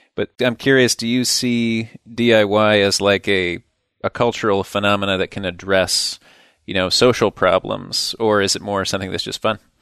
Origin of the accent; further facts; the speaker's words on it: Midwest, United States; Midwestern Viking